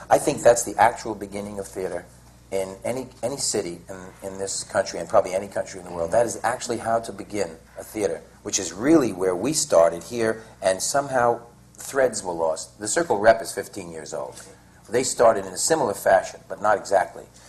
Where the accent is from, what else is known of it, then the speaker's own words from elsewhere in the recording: New York, United States; I was from New York